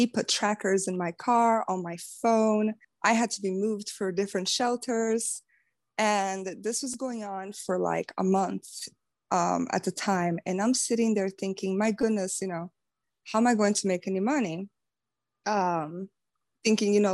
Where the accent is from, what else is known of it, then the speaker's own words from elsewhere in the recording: Brazil; moved away; I'm from Brazil, and so I don't have family here